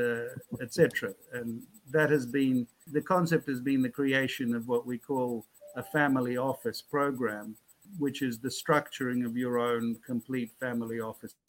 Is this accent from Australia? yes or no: yes; Australia; born or raised there; moved away as an adult; also born or lived in Moscow, Russia / Russian Far East / Fiji / Panama